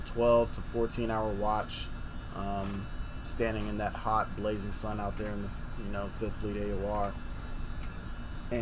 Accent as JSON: {"language": "English", "region": "Hawaii", "country": "United States", "tie": "born or raised there", "moved": "as an adult", "said": "Growing up in Hawaii, you hardly ever hear about, you know, guns, gun violence."}